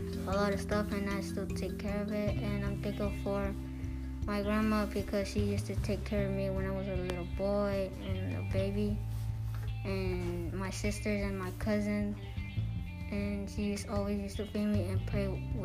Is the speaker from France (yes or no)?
no; Mexico; now in United States; I'm from Mexico